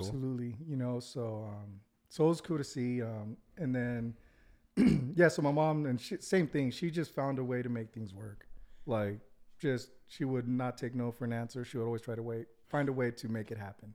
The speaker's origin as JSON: {"language": "English", "town": "Santa Ana", "region": "California", "country": "United States", "tie": "born or raised there", "moved": "yes", "lives_now": "Utah, United States", "said": "grew up, uh, in Santa Ana"}